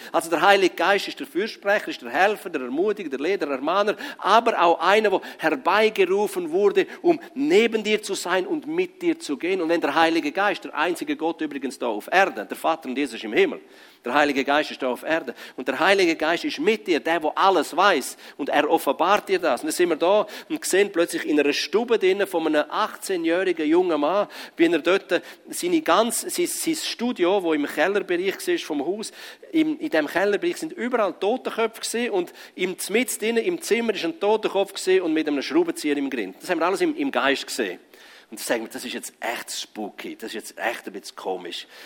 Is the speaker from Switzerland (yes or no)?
yes; Grisons, Switzerland; Aber ich komme aus dem Graubünden.